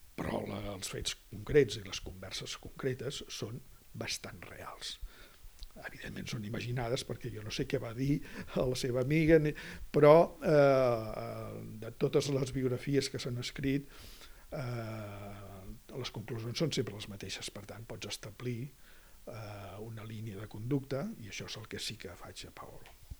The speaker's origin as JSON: {"language": "Catalan", "region": "Catalonia", "country": "Spain", "said": "presentar-me com a català"}